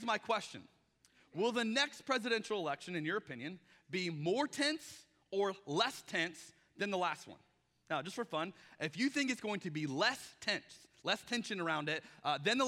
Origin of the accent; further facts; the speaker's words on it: Arizona, United States; now in Portland, United States; I'm from Arizona